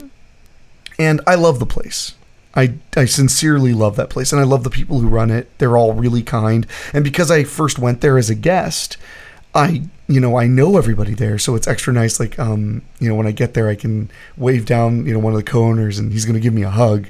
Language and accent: English; United States; I'm from America. I'm aware that I was born here